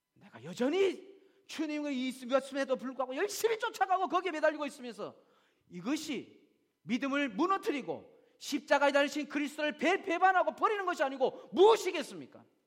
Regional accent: South Korea; now in Australia; 내가 한국 사람인데

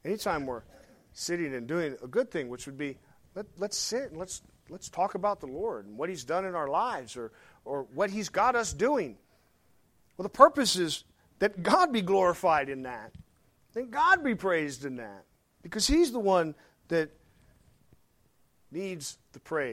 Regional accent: Arkansas, United States; I'm from Arkansas

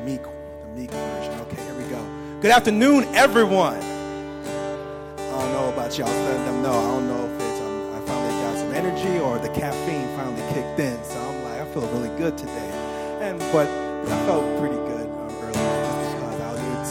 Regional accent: New York City, New York, United States; moved away as an adult; I grew up in Brooklyn, New York. I was there for pretty much till my 21st birthday

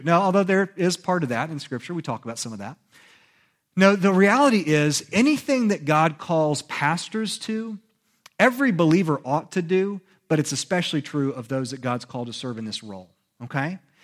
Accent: United States; born or raised there

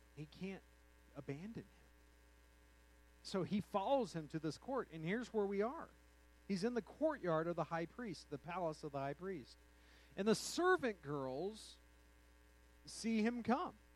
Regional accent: United States; also born or lived in New Mexico / Texas; now in Colorado, United States; I've spent uh, all of my formative years in New Mexico and Texas

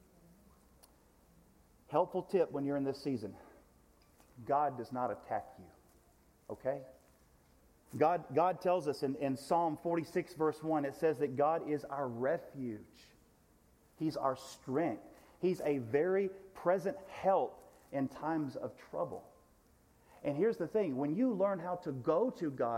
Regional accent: United States; American Christians in the United States of America

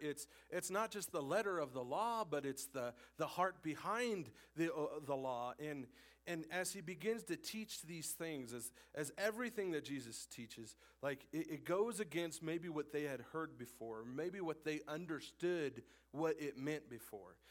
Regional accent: Casper, Wyoming, United States; also born or lived in Laramie, Wyoming / Cheyenne, Wyoming / California; I was born and raised in Wyoming

